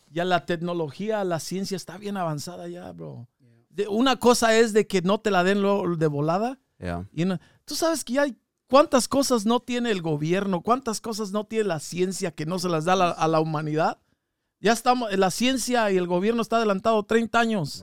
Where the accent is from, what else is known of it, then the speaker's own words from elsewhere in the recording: Mexico; now in United States; somos bastante los mexicanos, somos una mayoría aquí en Estados Unidos